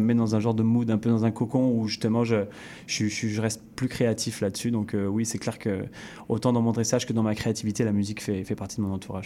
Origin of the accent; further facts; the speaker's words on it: France; now in Canada; revenir un peu sur, sur ma terre natale